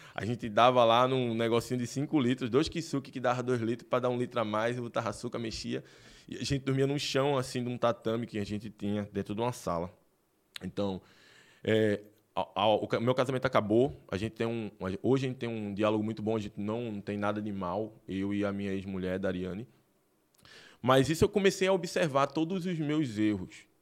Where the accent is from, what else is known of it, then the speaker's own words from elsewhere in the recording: Recife, Pernambuco, Brazil; now in Rio Grande do Sul, Brazil; Recife, Pernambuco, né? E no bairro ali da, da. Acho que foi no Hospital das Clínicas, eu tô falando até onde eu nasci